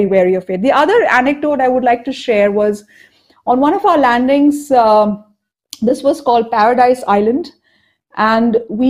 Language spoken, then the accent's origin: English; Cuttack, Odisha, India; born there; And I was born in Cuttack in Odisha. And near Cuttack, we have something called the Talcher mines